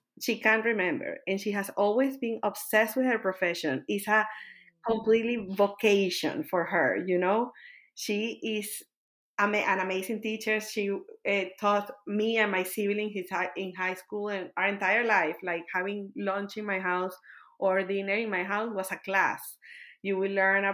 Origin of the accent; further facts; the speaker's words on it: Caracas, Capital District, Venezuela; moved away as an adult; also born or lived in Kentucky, United States; now in Austin, United States; moving out of my country to the United States, and then I moved from a very big city. I moved from Caracas, that is like 5 million people, to a 10,000 people town.